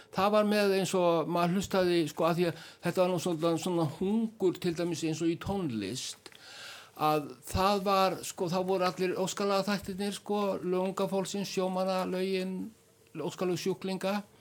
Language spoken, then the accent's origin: Icelandic; Iceland; við erum sko Íslendingar